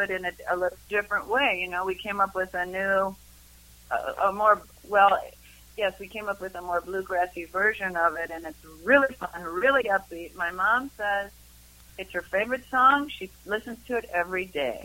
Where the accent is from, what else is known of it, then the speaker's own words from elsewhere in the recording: Madison, Wisconsin, United States; now in Boulder, United States; I grew up in Madison, Wisconsin